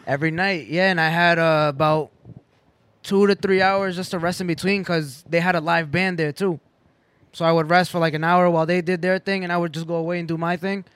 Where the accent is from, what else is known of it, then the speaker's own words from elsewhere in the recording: Boston, Massachusetts, United States; I'm from Boston